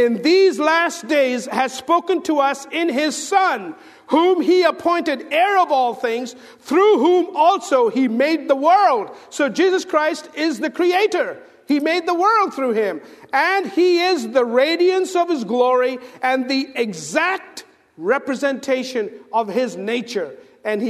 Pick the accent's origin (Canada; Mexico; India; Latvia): India; moved away; I'm from India